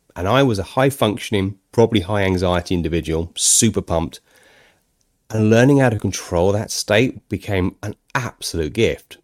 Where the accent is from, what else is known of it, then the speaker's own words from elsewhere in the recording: United Kingdom; I'm a Brit